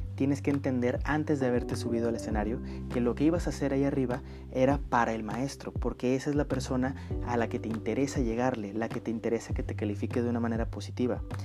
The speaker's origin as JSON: {"language": "Spanish", "region": "northern Mexico", "country": "Mexico", "accent": "northern Mexican", "said": "yo soy del norte de, norte de México. Todas las personas del norte de México tenemos nuestro propio acento"}